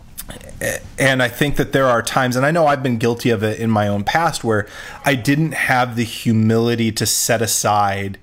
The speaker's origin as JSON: {"language": "English", "town": "Rapid City", "region": "South Dakota", "country": "United States", "tie": "born or raised there", "said": "I grew up in Rapid City"}